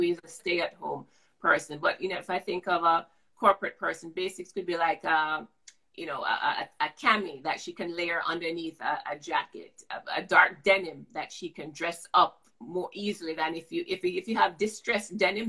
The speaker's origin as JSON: {"language": "English", "country": "Jamaica", "tie": "born or raised there", "said": "Growing up as a child, I grew up in Jamaica"}